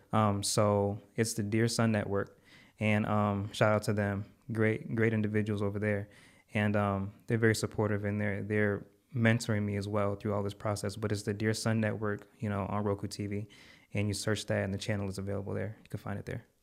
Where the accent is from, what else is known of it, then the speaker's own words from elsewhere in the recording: Connecticut, United States; now in Texas, United States; I'm from Connecticut, living in Texas.